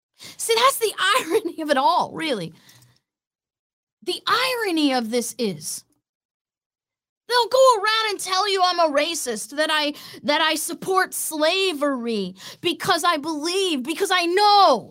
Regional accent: Florida, United States; a satellite office in my hometown

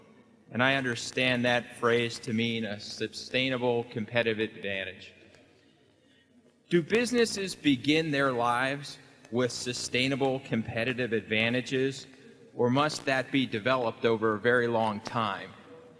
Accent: San Mateo, California, United States; I'm from San Mateo, California.

